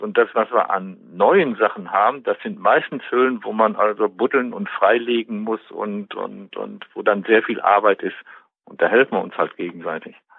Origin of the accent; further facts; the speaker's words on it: Westmünsterland, North Rhine-Westphalia, Germany; born or raised there; moved away as an adult; also born or lived in Bielefeld; now in Detmold, Germany